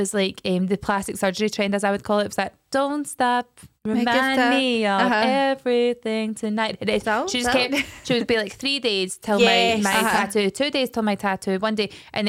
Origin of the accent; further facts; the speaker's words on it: Scotland, United Kingdom; we are Scottish